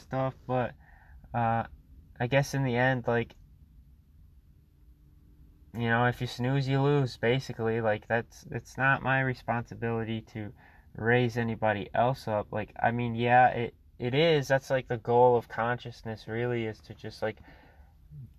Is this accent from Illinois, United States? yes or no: no; Michigan, United States; I'm from Michigan